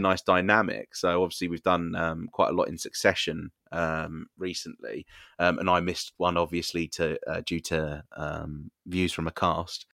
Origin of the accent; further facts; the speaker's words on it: United Kingdom; we are British.